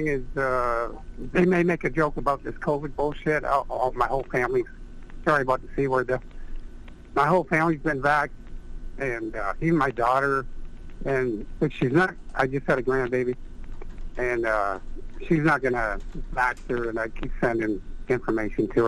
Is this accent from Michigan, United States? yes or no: yes; Detroit, Michigan, United States; growing up in Detroit